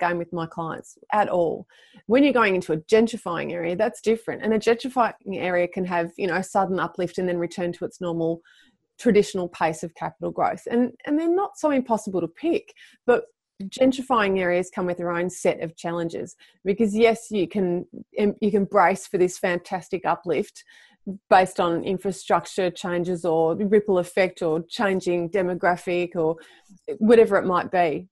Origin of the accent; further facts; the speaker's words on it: Melbourne, Victoria, Australia; for Melbourne, for my hometown